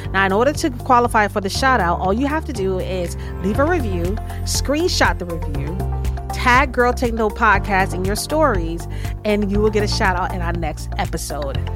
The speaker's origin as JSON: {"language": "English", "region": "Florida", "country": "United States", "tie": "born or raised there", "moved": "yes", "said": "I used to live in Florida, and I grew up in Florida"}